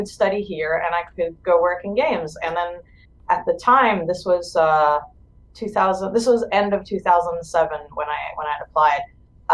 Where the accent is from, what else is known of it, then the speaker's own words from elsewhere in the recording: Israel; moved away as an adult; I'm originally from Israel